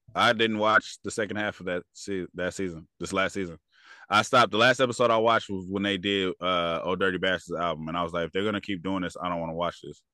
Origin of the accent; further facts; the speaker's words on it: California, United States; I'm from California